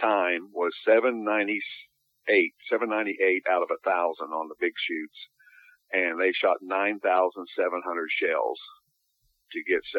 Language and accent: English; United States; I'm an American hunter